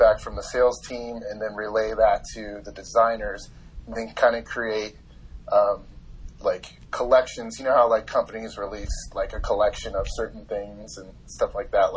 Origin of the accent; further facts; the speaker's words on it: Carlsbad, California, United States; I grew up in Carlsbad, California